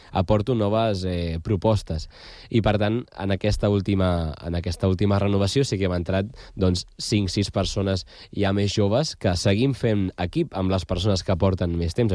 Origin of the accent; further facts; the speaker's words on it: Badalona, Catalonia, Spain; els que som de Canyet